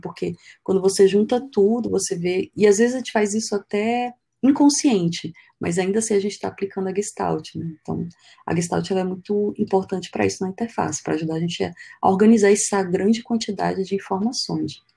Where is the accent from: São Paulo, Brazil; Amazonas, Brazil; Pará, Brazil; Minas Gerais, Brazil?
Amazonas, Brazil; Pitinga; also born or lived in Manaus; a gente foi morar numa, numa cidade chamada Vila de Pitinga, que fica dentro da reserva dos índios Waimiri Atroari. Então é uma cidade de extração de minério e tal. Então, morei lá por 10 anos, foi uma infância muito feliz, infância e adolescência